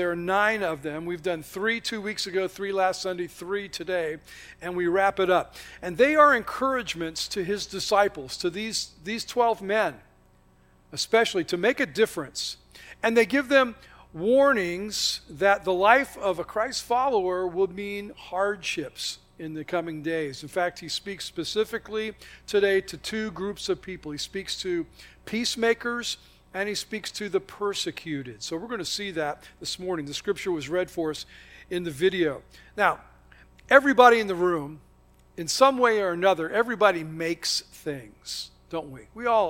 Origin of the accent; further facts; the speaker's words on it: the South, United States; I can't help how I think about things because that's my heritage. That's, you know, I'm from the South, so I prefer sweet tea.